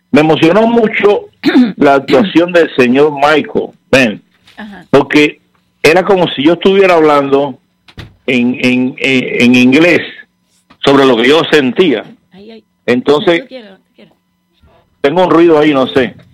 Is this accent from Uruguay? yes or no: no; Cuba; Yo soy pueblo de Cuba, el señor pérez es el pueblo de Cuba.